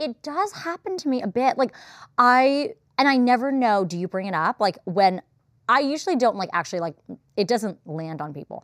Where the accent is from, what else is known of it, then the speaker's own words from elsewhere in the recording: Los Angeles, California, United States; I'm from The Valley.